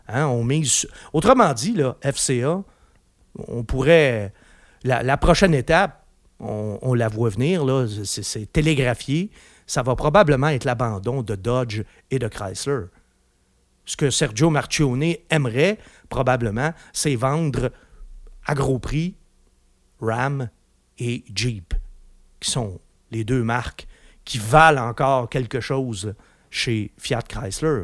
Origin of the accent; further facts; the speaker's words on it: Quebec, Canada; chez nous, au Québec